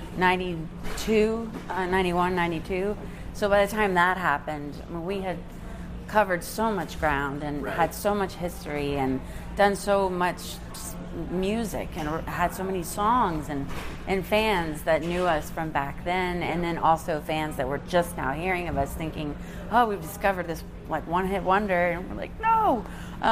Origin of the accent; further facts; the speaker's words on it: Texas, United States; now in Nashville, United States; I'm from Texas